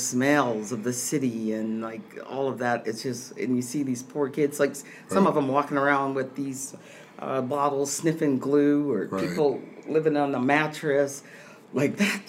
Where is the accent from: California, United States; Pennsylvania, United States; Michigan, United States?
Michigan, United States; Port Huron; I grew up in Port Huron, Michigan.